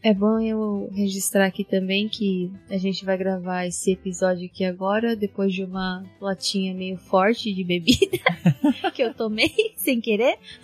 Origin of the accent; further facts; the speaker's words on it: Japan; also born or lived in Brazil; como fui criada aqui no Japão, né? Desde pequena